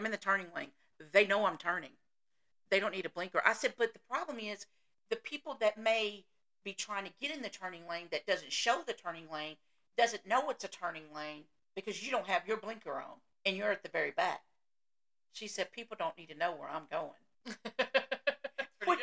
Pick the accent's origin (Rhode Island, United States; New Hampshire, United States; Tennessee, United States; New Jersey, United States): Tennessee, United States; accent: Southern; I grew up in Tennessee